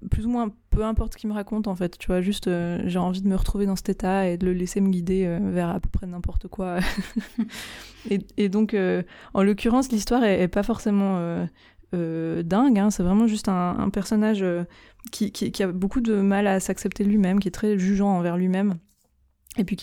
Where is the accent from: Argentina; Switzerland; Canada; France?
Switzerland; je suis suisse